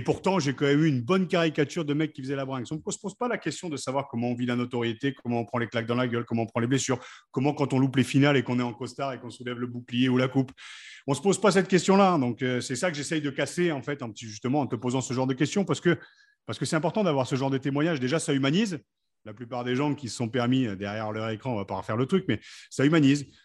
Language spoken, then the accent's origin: French; Picardy, Hauts-de-France, France; en tant que Picard, je suis quand même assez fier